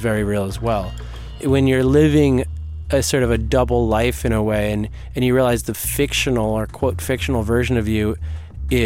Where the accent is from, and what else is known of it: New Jersey, United States; born or raised there; also born or lived in New York